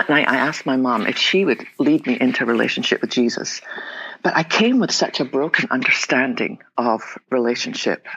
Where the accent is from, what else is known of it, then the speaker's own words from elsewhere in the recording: west coast of Scotland, United Kingdom; now in Texas, United States; I was born in the west coast of Scotland. Probably tell my accent.